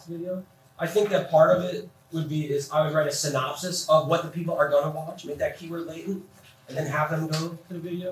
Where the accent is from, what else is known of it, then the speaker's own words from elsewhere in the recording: New Jersey, United States; now in Phoenix, United States; I'm from New Jersey